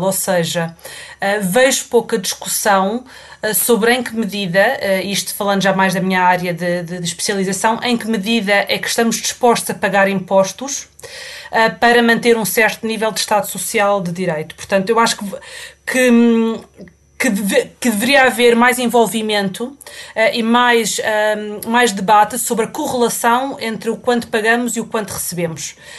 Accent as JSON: {"language": "Portuguese", "country": "Portugal", "moved": "as an adult", "lives_now": "England", "said": "Eu saí de Portugal uh, quando acabei, uh, pouco depois de ter acabado a faculdade, ao fim de pouco tempo de, de, de estar no mercado de trabalho, um, e já vão mais de 20 anos e nunca mais voltei"}